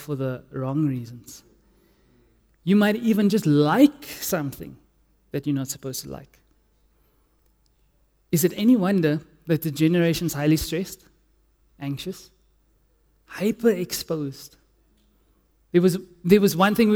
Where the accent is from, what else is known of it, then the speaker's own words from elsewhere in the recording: Cape Town, Western Cape, South Africa; I'm from Cape Town